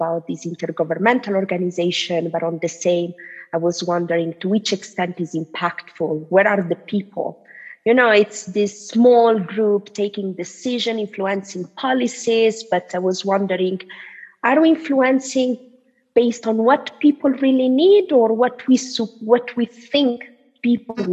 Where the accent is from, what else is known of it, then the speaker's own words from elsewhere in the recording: Italy; I'm Tunisian, but I was born and raised in Italy